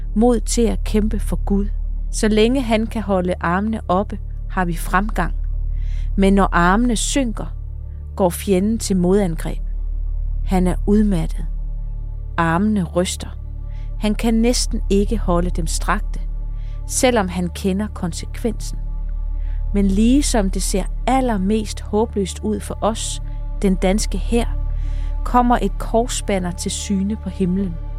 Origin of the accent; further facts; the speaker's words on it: Funen, Southern Denmark, Denmark; nu er jeg jo født Fynbo